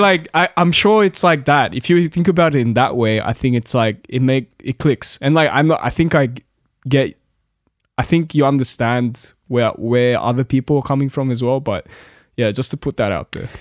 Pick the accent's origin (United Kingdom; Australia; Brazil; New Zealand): Australia; Lidcombe, New South Wales; also born or lived in Korea; I'm from Lidcombe. I grew up in Lidcombe, basically.